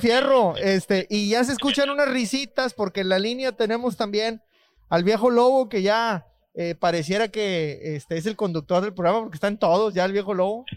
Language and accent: Spanish; Mexico; now in United States; era mexicano